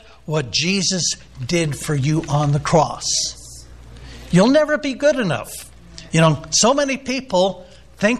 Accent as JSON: {"language": "English", "town": "San Diego", "region": "California", "country": "United States", "said": "I'm from the San Diego area"}